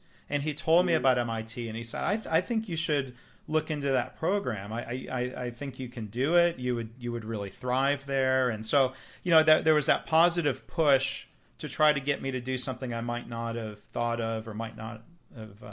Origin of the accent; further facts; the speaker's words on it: Midwest, United States; I grew up in the Midwest.